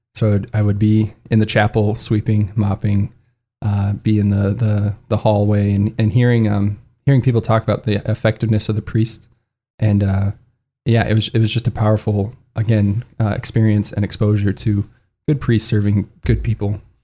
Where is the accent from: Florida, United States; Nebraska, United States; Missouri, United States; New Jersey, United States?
Nebraska, United States; Lincoln; I'm originally from Lincoln, Nebraska. I'm the fourth of five kids, but mom and dad uh, they yeah they raised us all Catholic. We're actually two blocks away from our church and our school. Um, so yeah, I, I grew up going to Catholic schools